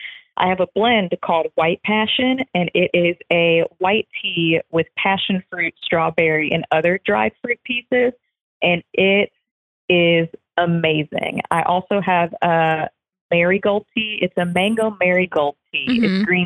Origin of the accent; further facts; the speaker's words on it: the South, United States; I grew up in the South.